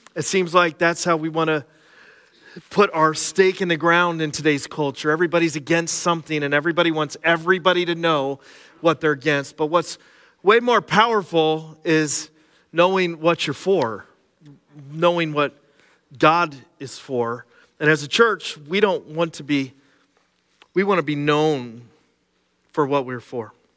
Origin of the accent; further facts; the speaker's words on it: Cressona, Pennsylvania, United States; I grew up in Schuylkill County, right here in Kersona.